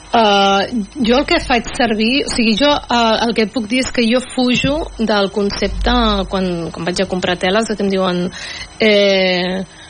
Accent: Mataró, Catalonia, Spain; jo sóc de Mataró

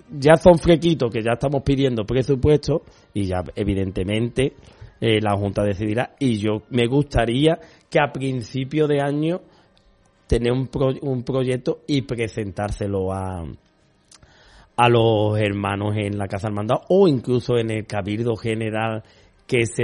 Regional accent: Valencian Community, Spain; y todos los valencianos que venimos somos de María, María Ciradora a tope

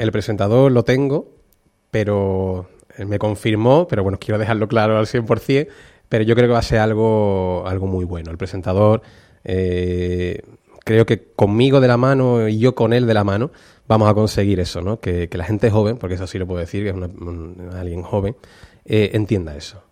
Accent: Utrera, Andalusia, Spain; como utrerano, como cofrade, a lo que me dedico y para poder poner en valor la, Semana Santa de mi pueblo

